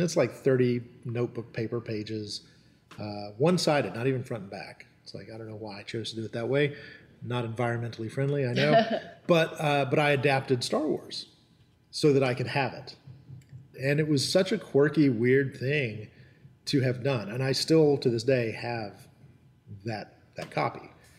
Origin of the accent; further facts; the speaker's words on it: North Carolina, United States; born there; So even though I was born in Western North Carolina in the 1970s, I was the only member of my family that didn't have a local dialect.